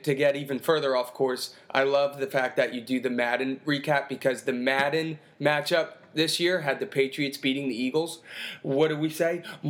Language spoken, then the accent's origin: English; India; from India, and I think this is the first time we can be vocal about this